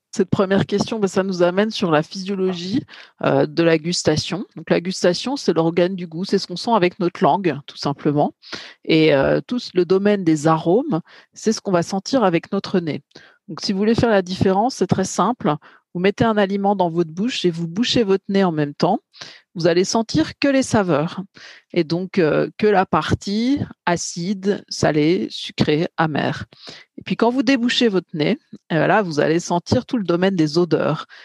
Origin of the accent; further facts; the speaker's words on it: Bourgogne-Franche-Comté, France; je suis plutôt de Bourgogne-Franche-Comté